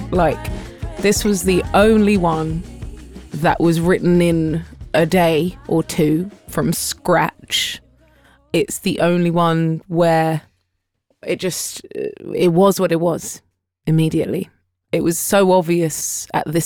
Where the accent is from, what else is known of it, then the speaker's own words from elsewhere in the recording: United Kingdom; we are British